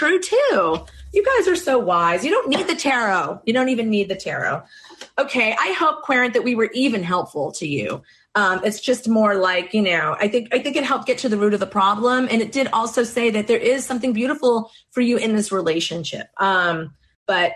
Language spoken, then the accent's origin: English; Boston, Massachusetts, United States; you can tell I'm from Boston